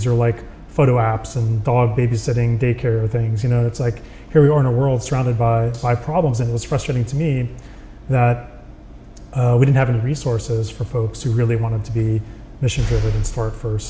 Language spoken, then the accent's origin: English; Texas, United States; I came to California from Texas because I wanted to be an engineer.